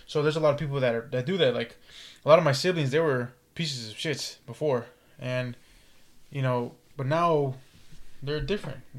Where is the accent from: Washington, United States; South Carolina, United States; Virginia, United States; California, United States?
California, United States; California here, man.